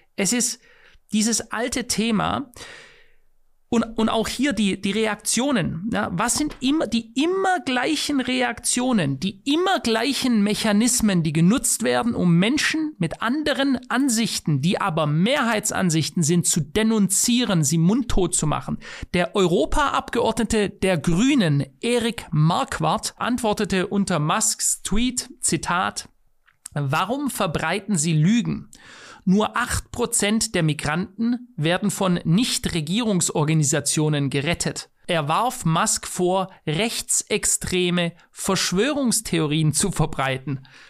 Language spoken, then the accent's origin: German; Germany; ich bin Deutscher